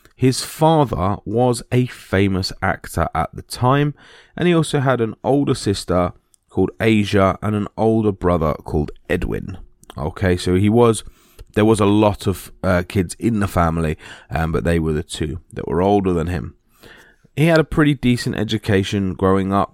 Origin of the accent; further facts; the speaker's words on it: United Kingdom; being British